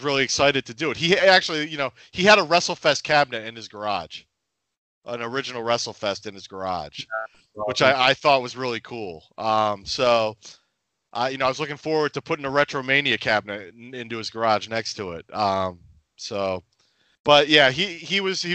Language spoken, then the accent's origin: English; outside of Philadelphia, Pennsylvania, United States; I'm from the Northeast outside of Philadelphia.